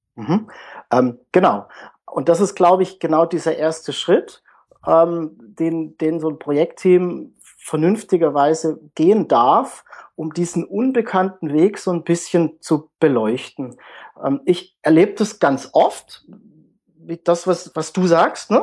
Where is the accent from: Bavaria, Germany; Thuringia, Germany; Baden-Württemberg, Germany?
Baden-Württemberg, Germany; Pforzheim; komme aus dem Süden der Republik, aus Pforzheim. Das liegt zwischen Karlsruhe und Stuttgart.